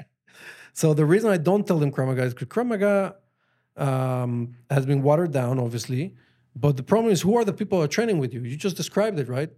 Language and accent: English; Mexico City, Mexico; English is a second language; moved away as an adult; also born or lived in Colorado, United States; now in Israel; I grew up in Mexico. Like, I went all the way to high school. I was just in Mexico. Mexico City